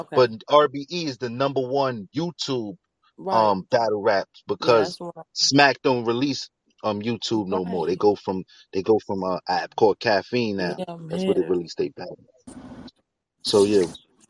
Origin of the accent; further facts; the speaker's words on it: New York City, New York, United States; me and Hell Rev is not that tight because I'm from Harlem and homie from the Bronx